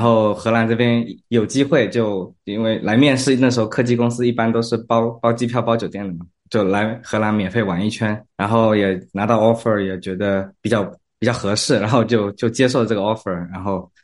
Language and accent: Chinese; Zhejiang, China; now in Netherlands; 我自己是来自浙江